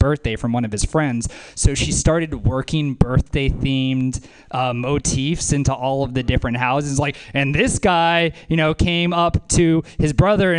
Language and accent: English; the South, United States; moved away; I'm from the South